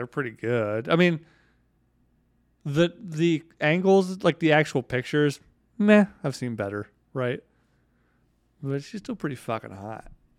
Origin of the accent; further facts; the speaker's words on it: the South, United States; I grew up in the South